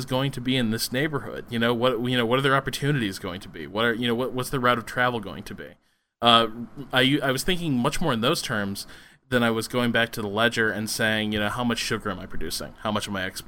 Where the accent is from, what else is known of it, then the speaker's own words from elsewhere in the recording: United States; as an American